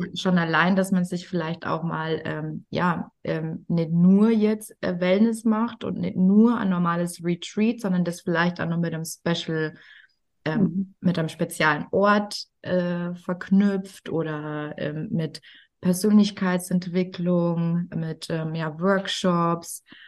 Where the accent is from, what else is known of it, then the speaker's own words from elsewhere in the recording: Bavaria, Germany; accent: Bavarian; wenn jemand mir mit meinem Dialekt gegenüber sitzt, dann falle ich sofort eigentlich ins Bayerische